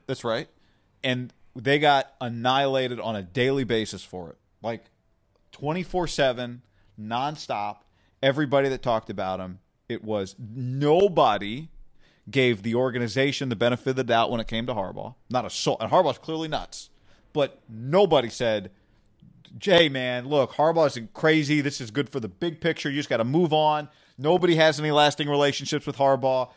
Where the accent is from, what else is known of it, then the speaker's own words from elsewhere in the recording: Davis, California, United States; also born or lived in Bay Area; we're both from Nor-, Davis, Northern California